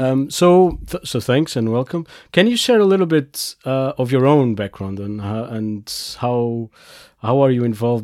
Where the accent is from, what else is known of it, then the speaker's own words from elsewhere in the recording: Portugal; I come from Portugal